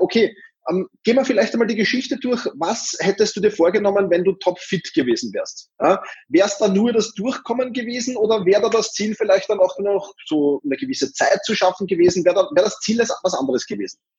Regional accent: Austria; ich als Österreicher

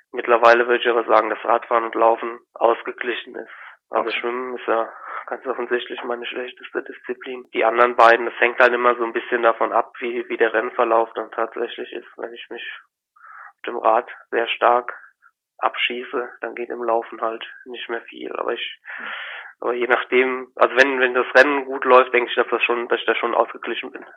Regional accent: Eidelborn, Rhineland-Palatinate, Germany; ich bin in Eidelborn aufgewachsen, da lebe ich jetzt noch, das ist zwischen Koblenz und Montabaur.

